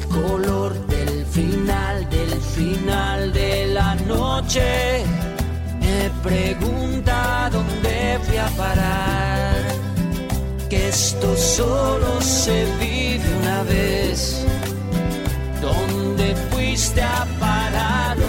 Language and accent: Spanish; Colombia; now in Fredericton, Canada; soy colombiana, vivo en Fredericton